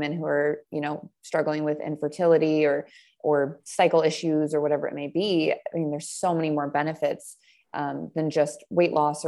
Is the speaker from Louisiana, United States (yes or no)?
no; Montana, United States; I'm from Montana.